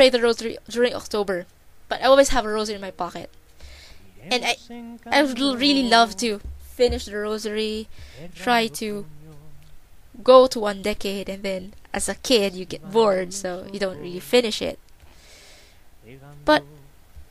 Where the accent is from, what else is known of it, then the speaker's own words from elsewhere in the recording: Philippines; moved away as an adult; now in New Zealand; I grew up in the Philippines, but for the last 4 years, I've been residing in New Zealand